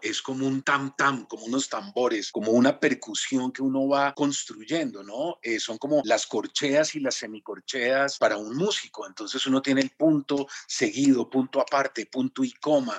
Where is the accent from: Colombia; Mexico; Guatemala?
Colombia; Jamás en mi vida había salido de Colombia